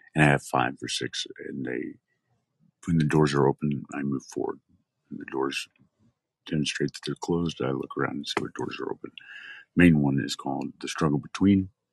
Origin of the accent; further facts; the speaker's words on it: Odessa, Texas, United States; I'm a West Texas boy, born and raised in Odessa, Texas.